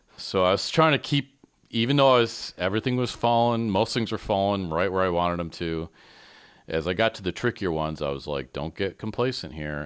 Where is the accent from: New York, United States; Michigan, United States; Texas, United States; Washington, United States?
Michigan, United States; accent: Michigan; moved away; I'm very sensitive to my Michigan accent because I never knew I had one until I came up here